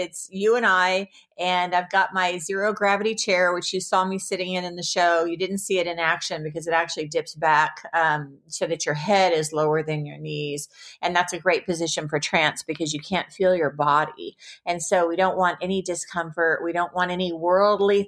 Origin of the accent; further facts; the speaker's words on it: the Bible Belt, United States; moved away; also born or lived in Seattle / Malibu; I was raised in the Bible Belt